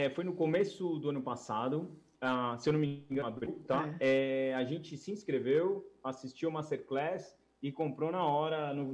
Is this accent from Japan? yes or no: no; Brazil; Mas, né, meu, como brasileiro, assim, sei lá, eu tava um pouquinho de pé atrás